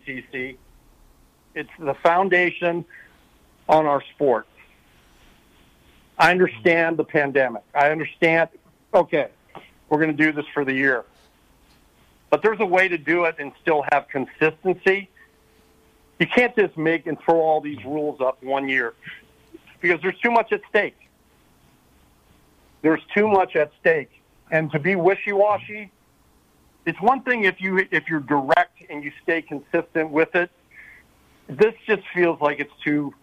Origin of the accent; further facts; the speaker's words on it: Sacramento, California, United States; Growing up in Sacramento